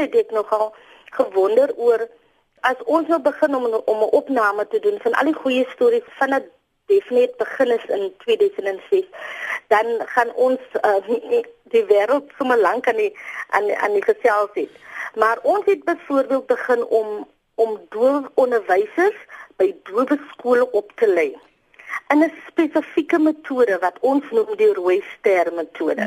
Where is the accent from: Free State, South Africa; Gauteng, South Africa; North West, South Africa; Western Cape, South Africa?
Western Cape, South Africa; Boland; moved away as an adult; also born or lived in Kimberley; now in Worcester, South Africa; Ek is oorspronklik van die Boland